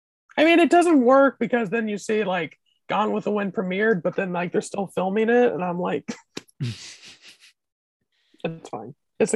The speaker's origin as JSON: {"language": "English", "region": "Indiana", "country": "United States", "tie": "born or raised there", "said": "I'm from Indiana"}